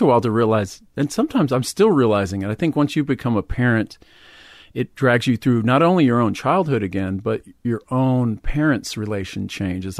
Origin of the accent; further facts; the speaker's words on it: Huntsville, Texas, United States; moved away; also born or lived in Houston, Texas / Austin, Texas; kinda in the Houston area, but I lived in a small town in East Texas called Huntsville